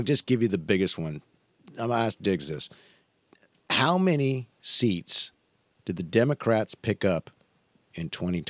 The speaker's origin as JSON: {"language": "English", "region": "Washington", "country": "United States", "said": "I'm from Washington."}